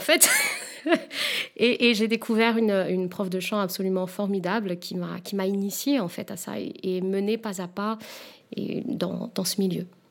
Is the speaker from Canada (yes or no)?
no; Réunion; moved away; je viens de l'île de la Réunion, où en fait, euh, justement, les clichés étaient assez présents